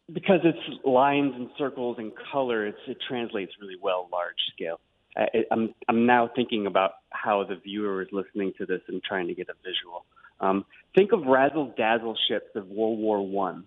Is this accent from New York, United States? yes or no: yes; New York City, New York, United States; I grew up in Queens in New York